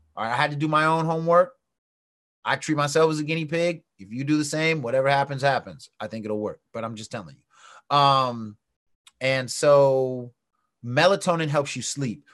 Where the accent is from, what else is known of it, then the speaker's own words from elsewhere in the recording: San Francisco, California, United States; I was born in San Francisco